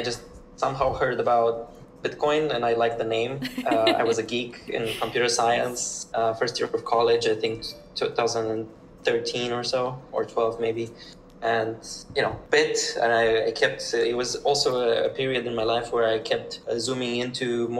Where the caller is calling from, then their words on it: Berlin, Germany; Currently, I'm in Berlin. I'm at a co-working space called Full Node.